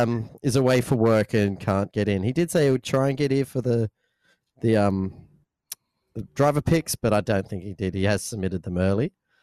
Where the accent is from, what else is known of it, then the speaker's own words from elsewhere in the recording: Darwin, Northern Territory, Australia; We're from Darwin